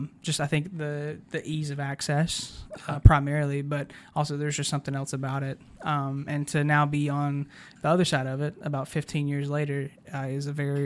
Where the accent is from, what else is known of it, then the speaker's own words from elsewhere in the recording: Chatsworth, Georgia, United States; I remember, you know, I grew up in Chatsworth, which is a good bit of an hour from